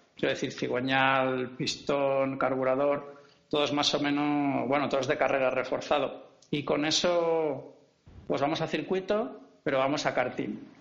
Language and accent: Spanish; Valladolid, Castile and León, Spain; moved away as an adult; also born or lived in Canary Islands; now in Catalonia, Spain; Yo soy de Valladolid